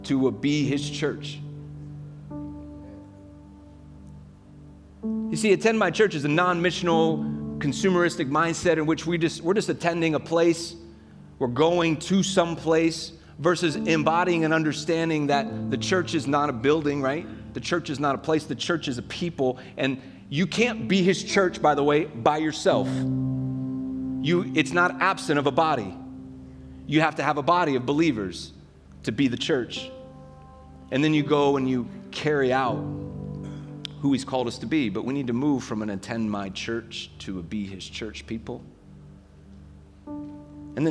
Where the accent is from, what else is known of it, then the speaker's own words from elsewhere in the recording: United States; I love being an American